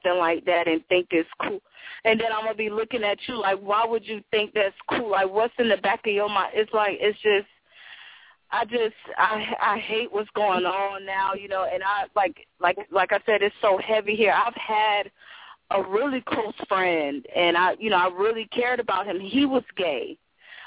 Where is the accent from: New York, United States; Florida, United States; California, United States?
Florida, United States; Miami; now in St. Petersburg, United States; I was born in Miami, but I live like in St. Pete